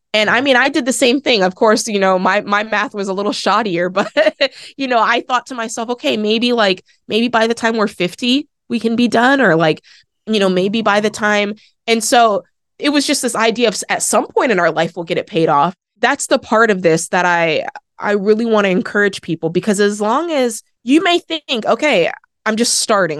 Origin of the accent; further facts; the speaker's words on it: Oregon, United States; I grew up in Oregon